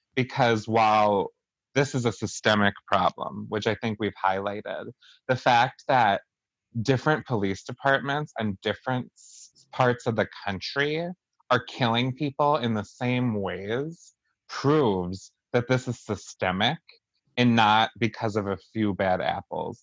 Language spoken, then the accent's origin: English; Wisconsin, United States; we're all from Wisconsin